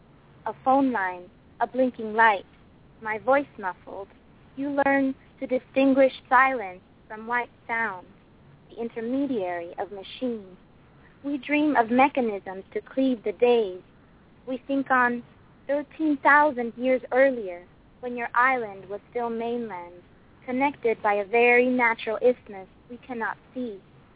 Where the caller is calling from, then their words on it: Los Angeles, California, United States; Hi, I'm calling from Los Angeles